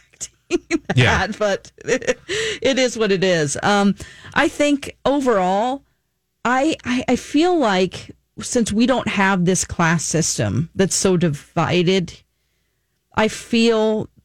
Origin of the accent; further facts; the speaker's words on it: United States; as an American citizen.